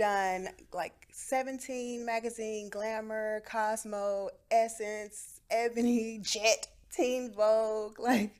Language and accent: English; Houston, Texas, United States; moved away as an adult; also born or lived in Asheville, Tennessee; now in New York, United States; I was born in Asheville, Tennessee, moved to Houston in the middle of the third grade, and I've been working as a model the last 12 years in New York.